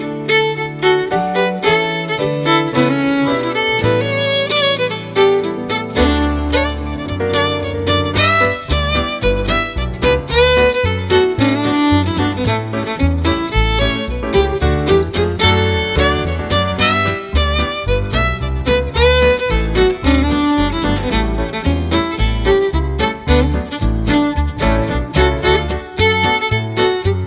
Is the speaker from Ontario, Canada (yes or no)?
no; Edmonton, Alberta, Canada; also born or lived in Morinville, Alberta; Back in 1975, we moved from Edmonton out to a farm near Morinville. I was 15 years old